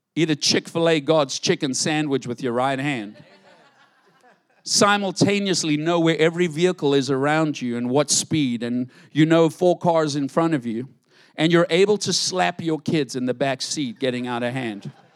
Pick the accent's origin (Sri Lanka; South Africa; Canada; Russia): South Africa; moved away; growing up in South Africa